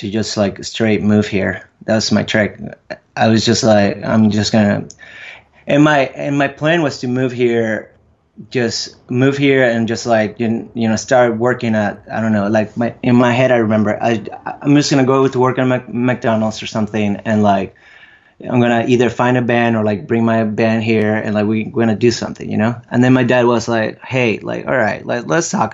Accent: Venezuela; born or raised there; English is a second language; moved away

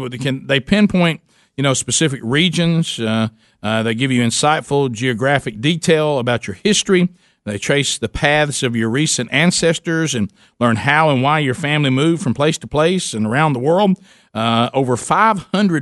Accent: Alabama, United States; we grew up in Alabama

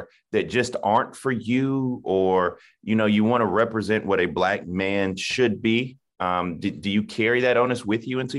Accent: Denmark, South Carolina, United States; I'm from Denmark, South Carolina, where we got 3 stoplights and a blinking light. We rotate soy, cotton, corn behind my house

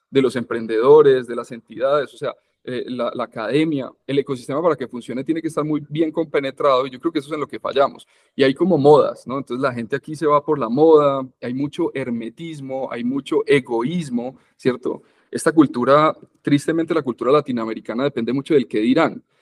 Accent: Medellín, Antioquia, Colombia; born there; Yo, yo, yo nací aquí en Medellín, pues, pero he vivido fuera de Medellín toda la vida.

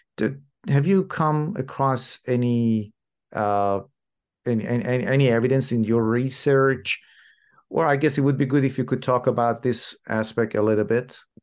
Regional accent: Iran; moved away; I'm originally from Iran

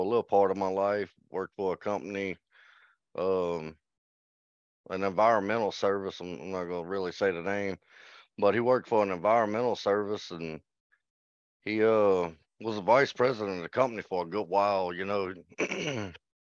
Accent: Baton Rouge, Louisiana, United States; I was born in Baton Rouge, Louisiana

